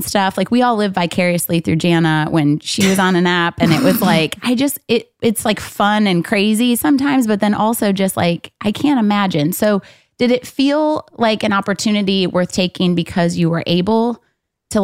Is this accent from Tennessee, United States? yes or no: no; Saline, Michigan, United States; I grew up in a predominantly farm town, Saline, Michigan